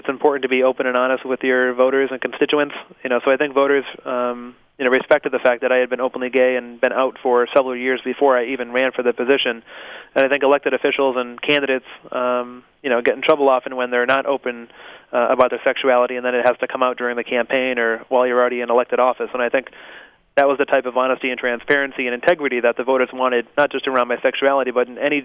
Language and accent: English; Holyoke, Massachusetts, United States; I grew up in Holyoke. I was born and raised here, went to the public schools